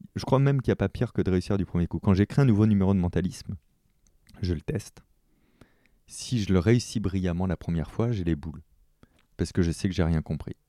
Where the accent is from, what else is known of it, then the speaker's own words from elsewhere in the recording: France; chez nous en France